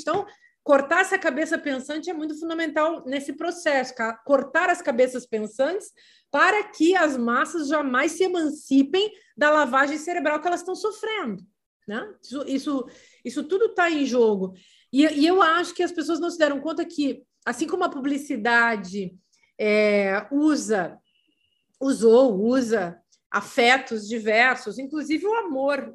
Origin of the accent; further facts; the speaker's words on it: Vacaria, Rio Grande do Sul, Brazil; also born or lived in Paris; now in Lisbon, Portugal; Eu peguei neve em Vacaria passei a vida atravessando a geada. Imagina o que, é ir para o colégio de saia com uma conga